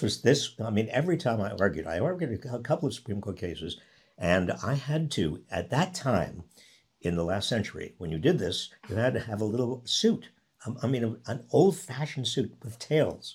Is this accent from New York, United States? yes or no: yes; outside New York City, United States; now in San Francisco Bay Area, United States; I grew up outside New York City